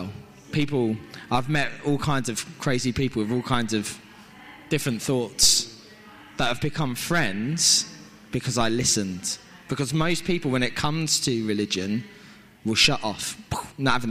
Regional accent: Isle of Sheppey, South East England, United Kingdom; moved away; It's my hometown, but I'd been away for a long time.

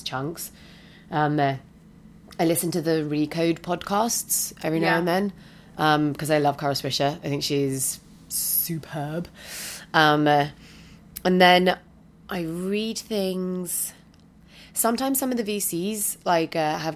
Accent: United Kingdom; moved away as an adult; now in San Francisco, United States; being the British person

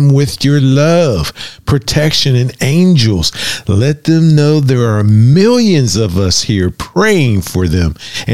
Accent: Florida, United States; moved away; also born or lived in Tallahassee, Florida; we are from Florida

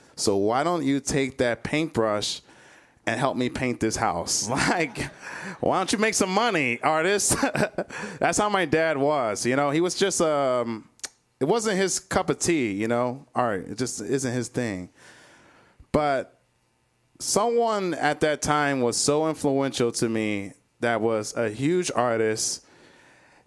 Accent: Cleveland, Ohio, United States; now in Chicago, United States; I'm from Cleveland, Ohio. I was born and raised in Cleveland.

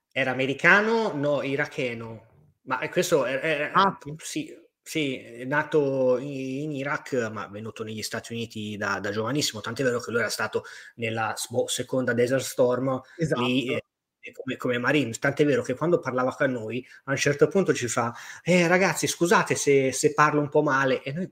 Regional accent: Marche, Italy; Per, peraltro Enrico, un mio conterraneo, perché io sono marchigiano e quindi

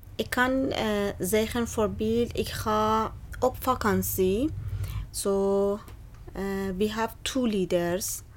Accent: Bandar Abbas, Hormozgan, Iran; Dutch is a second language; moved away as an adult; now in Netherlands; Ik ben van Zoutira. Ja, mijn stad, de naam eh, is Bandar Abbas.

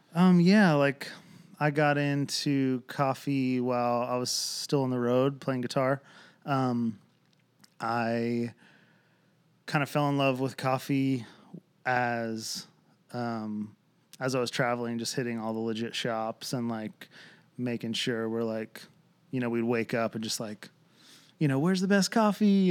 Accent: Lancaster, Pennsylvania, United States; now in Franklin, United States; born and raised in Lancaster, Pennsylvania, uh, Amish country

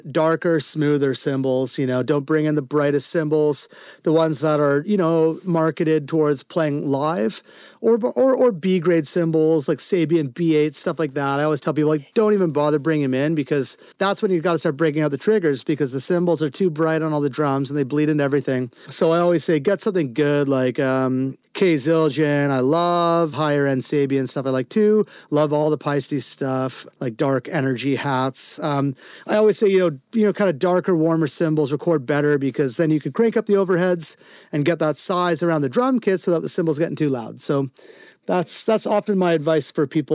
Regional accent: Vancouver, British Columbia, Canada; my hometown of Vancouver

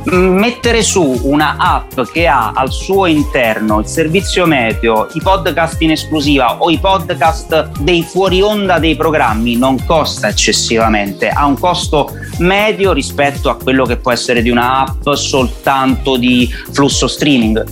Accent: Benevento, Campania, Italy; moved away as an adult; now in Rome, Italy; sono uno che ci tiene parecchio alla propria squadra della mia città d'origine dove non vivo più da vent'anni perché sono romano d'adozione, ma sono sicuramente un tifoso da curva del mio Benevento Calcio.

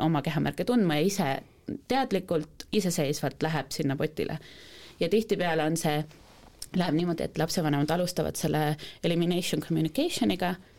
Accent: Estonia; me oleme eestlased

